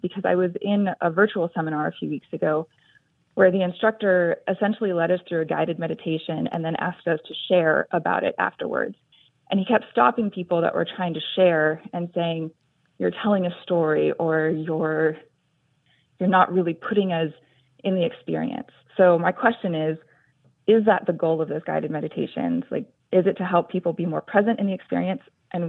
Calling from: San Jose, California, United States; I am calling from San Jose, California.

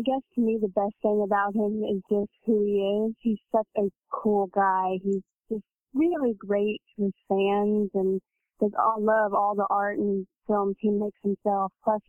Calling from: Commerce, Texas, United States; I'm calling from Commerce.

